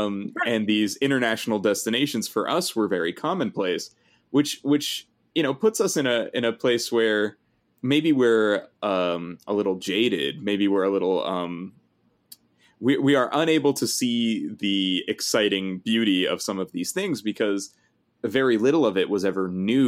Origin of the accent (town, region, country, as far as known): Los Angeles County, California, United States; born or raised there